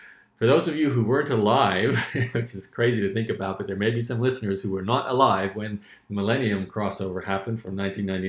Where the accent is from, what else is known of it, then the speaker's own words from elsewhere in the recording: Australia; where I was growing up in Australia, it wasn't a lot of money